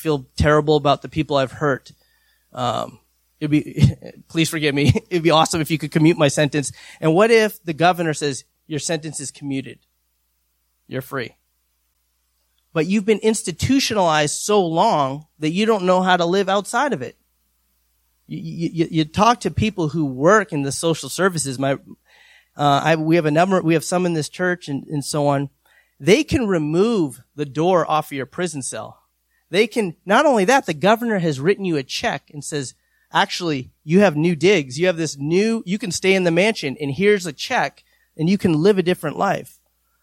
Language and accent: English; New Hampshire, United States; I'm from New Hampshire